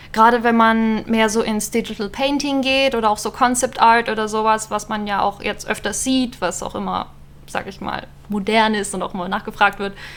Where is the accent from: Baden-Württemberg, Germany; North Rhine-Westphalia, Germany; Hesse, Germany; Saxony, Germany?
Baden-Württemberg, Germany; near Stuttgart; moved away as an adult; now in Berlin, Germany; ich bin ursprünglich aus Süddeutschland, aus der Nähe von Stuttgart und bin nach Berlin gezogen